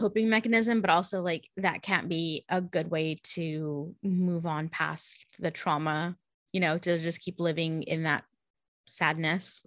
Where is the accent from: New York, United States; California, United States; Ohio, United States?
California, United States; San Jose; I grew up in San Jose